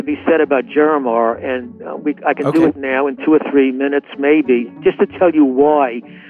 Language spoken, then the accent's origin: English; New York City, New York, United States; moved away; I was born in Williamsburg Maternity Hospital in Williamsburg, Brooklyn. I don't think that hospital even exists any longer. And Williamsburg today is not what Williamsburg was like when I was living there 70 years ago.